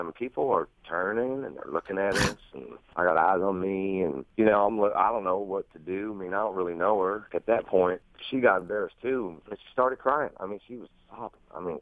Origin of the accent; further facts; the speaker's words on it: the South, United States; I'm from the South